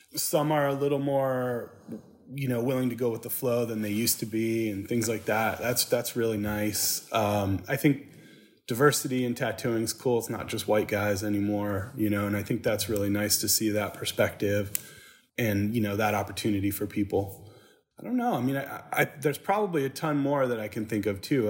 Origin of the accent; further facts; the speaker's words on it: Saginaw, Michigan, United States; now in Nashville, United States; I grew up in Saginaw, Michigan